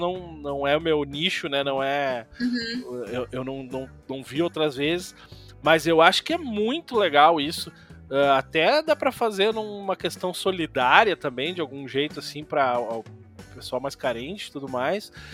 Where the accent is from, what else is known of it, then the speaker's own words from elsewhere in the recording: Imbé, Rio Grande do Sul coast, Brazil; eu me criei ali em Presidente, ali do lado de Mariluz